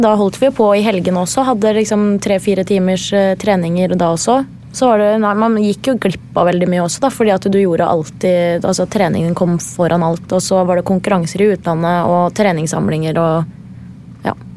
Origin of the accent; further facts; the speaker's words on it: Gjerdrum, Akershus, Norway; moved away as an adult; also born or lived in Lithuania; fra Gjerdrum, der jeg kommer fra